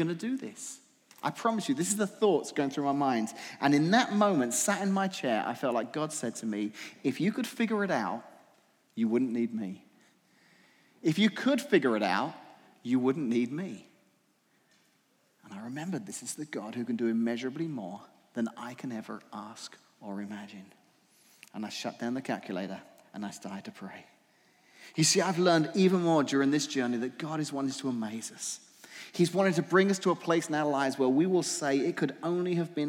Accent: England, United Kingdom; now in Washington, United States; I grew up in England

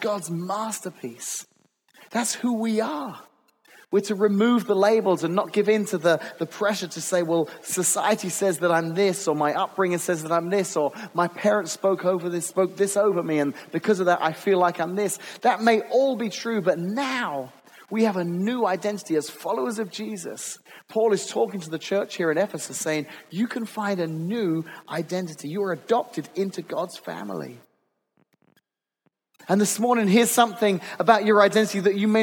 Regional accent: England, United Kingdom; moved away as an adult; growing up in England, we had policemen

